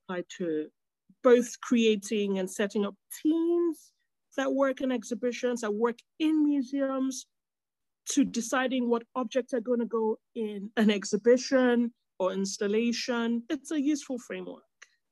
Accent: Nigeria; a Nigerian food writer who has grown up with Nigerian food presented a certain way

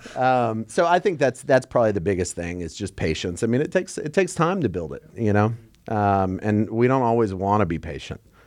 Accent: Texas, United States; We're from Texas.

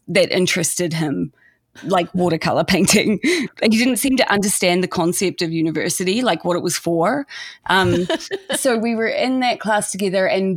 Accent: New Zealand; moved away as an adult; I'm from New Zealand and was not planning on staying in the States after university.

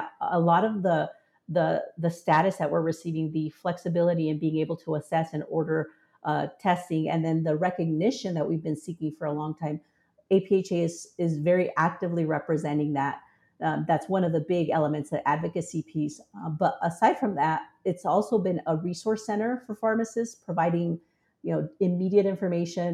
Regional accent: Southern Arizona, United States; in Southern Arizona, and we used to go to Mexico, talk to the pharmacist, receive our care

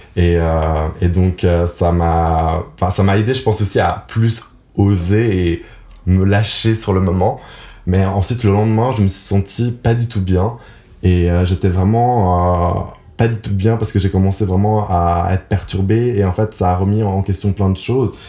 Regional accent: Geneva, Switzerland; je suis donc né à Genève. Donc j'ai passé toute ma vie à Genève

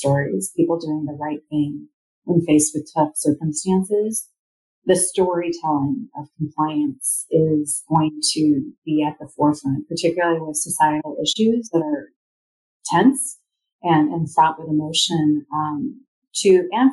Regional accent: Redmond, Washington, United States; I grew up in Redmond, Washington

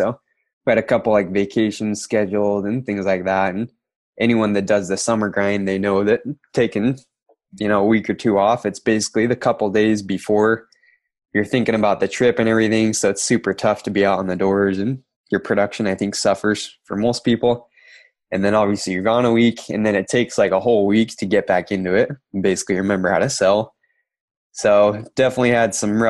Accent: Kanab, Utah, United States; I grew up in Kanab, Utah, super tiny town, southern Utah, middle of nowhere, basically

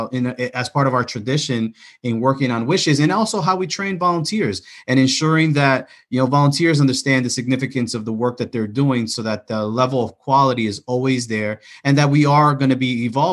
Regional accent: New York City, New York, United States; I'm from the Bronx

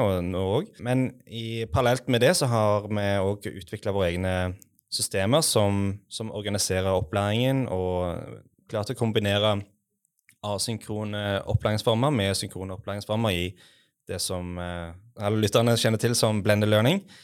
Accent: Western Norway, Norway; jeg er altså fra Vestlandet

